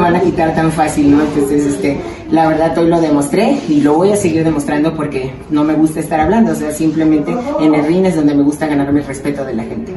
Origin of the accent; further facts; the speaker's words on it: Panama; now in Mexico; por ser panameña, por ser mexicana